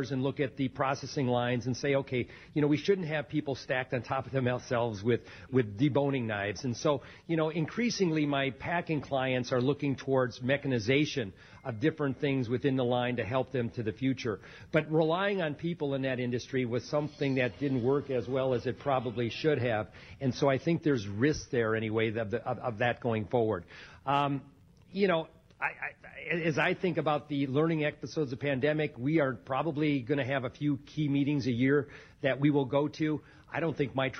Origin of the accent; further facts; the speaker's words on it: United States; we as American farmers